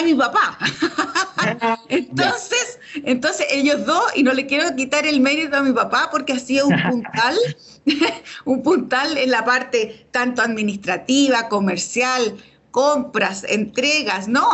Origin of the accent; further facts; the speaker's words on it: Chile; Nosotros eh, como, chilenos